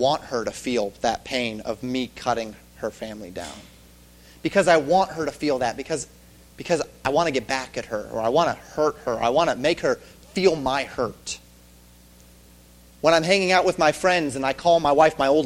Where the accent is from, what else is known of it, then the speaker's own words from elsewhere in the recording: the West, United States; I grew up in the West